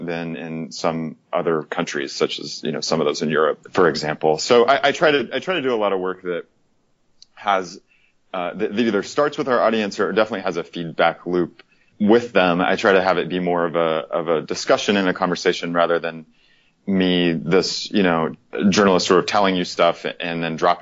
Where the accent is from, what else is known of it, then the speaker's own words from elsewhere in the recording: Oklahoma, United States; now in Atlanta, United States; I grew up in Oklahoma, spent a lot of time there